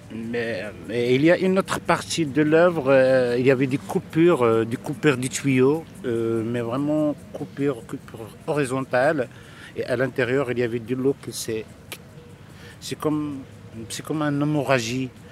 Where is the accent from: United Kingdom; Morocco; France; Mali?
Morocco; Casablanca, Casablanca-Settat; j'ai passé mon enfance ici à Casablanca, je suis né à Casablanca